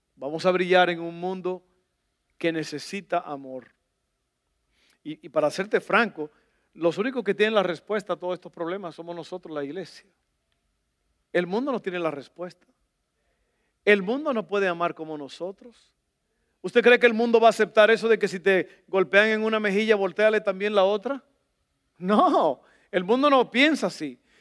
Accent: El Salvador; moved away; Yo soy del Salvador

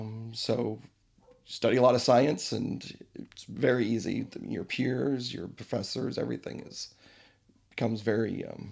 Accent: Fort Wayne, Indiana, United States; also born or lived in Rochester, New York; now in Fishers, United States; I grew up in Fort Wayne.

